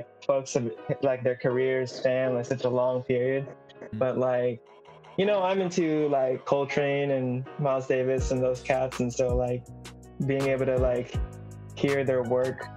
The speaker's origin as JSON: {"language": "English", "country": "Philippines", "said": "my home country of the Philippines"}